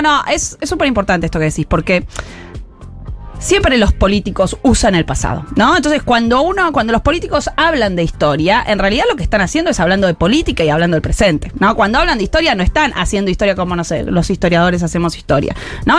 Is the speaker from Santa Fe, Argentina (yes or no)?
yes; Rosario, Santa Fe, Argentina; moved away; yo fui al Normal 2 en Rosario, soy rosarina